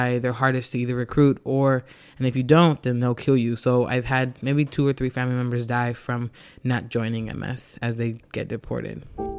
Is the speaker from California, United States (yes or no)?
yes; Los Angeles, California, United States; I am from Los Angeles. My family is originally from El Salvador, but my grandmother raised me